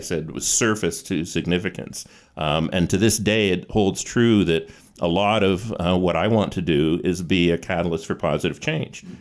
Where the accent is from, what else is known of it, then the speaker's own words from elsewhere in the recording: Calgary, Alberta, Canada; I was born in Calgary